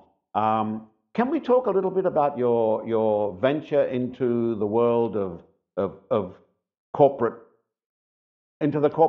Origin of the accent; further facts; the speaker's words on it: Malaysia; we are Malaysian.